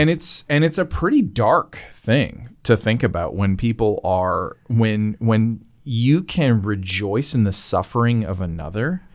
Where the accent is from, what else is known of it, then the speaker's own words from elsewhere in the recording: Canada; accent: Canadian; the way I say against as a Canadian